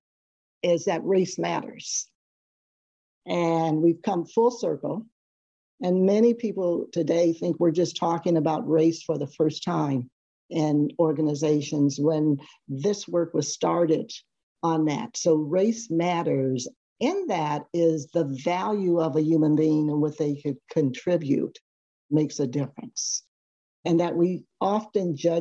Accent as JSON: {"language": "English", "town": "Seaside", "region": "California", "country": "United States", "tie": "born or raised there", "said": "I grew up on the Monterey Peninsula on a small town called Seaside, California"}